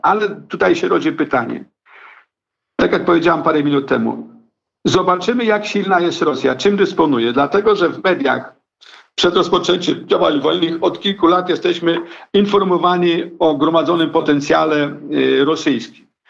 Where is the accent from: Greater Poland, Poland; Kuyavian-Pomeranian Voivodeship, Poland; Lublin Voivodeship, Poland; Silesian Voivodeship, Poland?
Lublin Voivodeship, Poland; Kraśnik; Ja pochodzę y, ze wschodniej części Polski, a więc z okolic Kraśnika Lubelskiego.